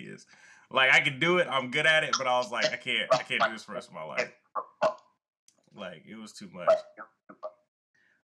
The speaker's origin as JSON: {"language": "English", "town": "Atlanta", "region": "Georgia", "country": "United States", "also_born_or_lived": "El Paso, Texas", "moved": "yes", "lives_now": "Alaska, United States", "said": "I'm from Atlanta, so I usually, I'm East Coast, and then I've lived in El Paso"}